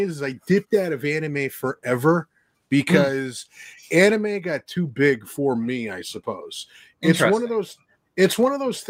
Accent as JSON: {"language": "English", "region": "New Jersey", "country": "United States", "said": "I'm a loudmouth from New Jersey"}